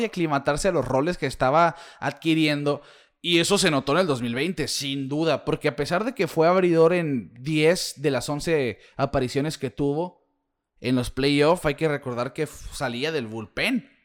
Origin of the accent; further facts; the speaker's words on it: Mexico; uno como mexicano